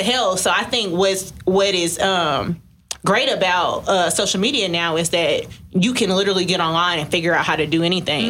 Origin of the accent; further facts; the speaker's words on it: Detroit, Michigan, United States; I'm from Detroit, so I'm mm-hmm. from like the black hair capital almost.